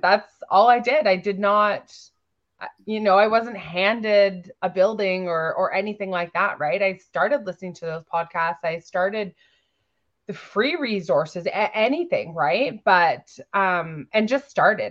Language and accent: English; Victoria, British Columbia, Canada; I'm from Victoria, B C.